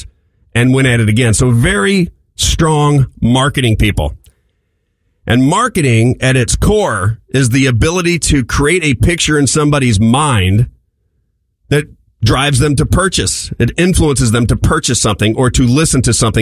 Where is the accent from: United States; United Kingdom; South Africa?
United States; St. Louis, Missouri; moved away as an adult; now in Florida, United States; I'm from St. Louis, born and raised, been here my entire life, and just recently moved to Florida